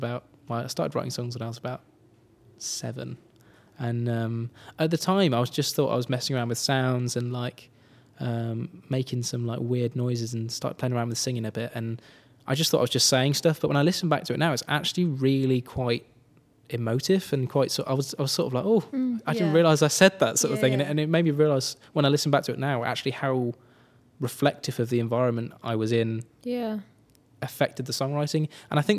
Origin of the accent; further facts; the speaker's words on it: Birmingham, West Midlands, United Kingdom; also born or lived in Nottingham; now in Cornwall, United Kingdom; I was born in Nottingham, and then I moved to Birmingham when I was 3 years old. And yeah, I lived on the outskirts, like skirts of Birmingham, with my parents